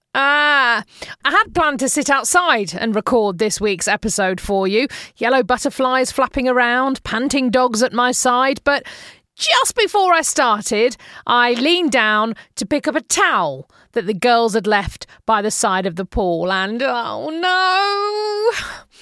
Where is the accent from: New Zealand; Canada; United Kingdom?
United Kingdom; moved away as an adult; now in United States; being British